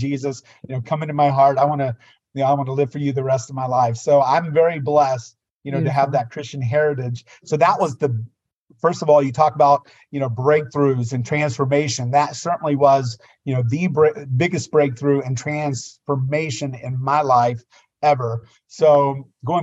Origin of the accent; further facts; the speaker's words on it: United States; I grew up on the Tennessee, Virginia line